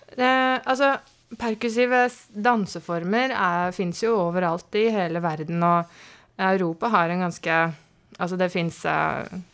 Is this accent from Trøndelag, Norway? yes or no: no; Strømmen, Akershus, Norway; also born or lived in Marburg, Germany / Lillestrøm; vi flytta mye rundt, men så landa vi på Strømmen akkurat tidsnok til å begynne i første klasse